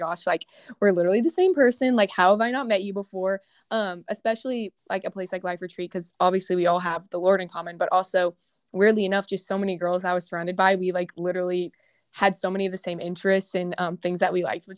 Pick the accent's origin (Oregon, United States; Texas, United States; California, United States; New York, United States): Texas, United States; Houston; moved away as an adult; also born or lived in Louisiana; I'm from Houston, Texas. So me and … are both Texas girls, but I go to LSU right now